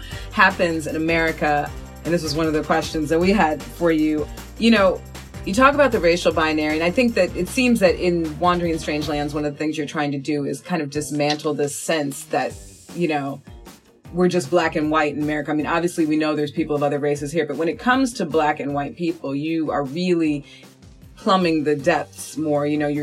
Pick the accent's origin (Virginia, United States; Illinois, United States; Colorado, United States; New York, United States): Illinois, United States; Chicago; I'm a Chicagoan